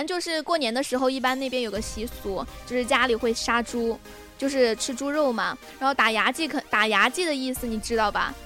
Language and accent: Chinese; Chongqing, China; moved away; 豆瓣就是我们重庆那边的